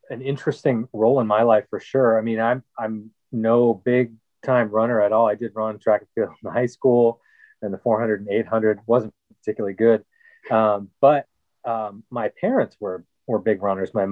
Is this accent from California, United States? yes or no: no; Minnesota, United States; I grew up in Minnesota, so the outdoors were just a big part of of my upbringing as well.